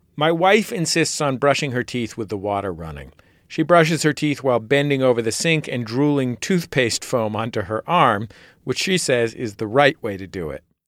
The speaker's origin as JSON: {"language": "English", "town": "San Francisco", "region": "California", "country": "United States", "tie": "born or raised there", "lives_now": "Los Angeles, United States", "said": "I grew up in the California of the 1980s"}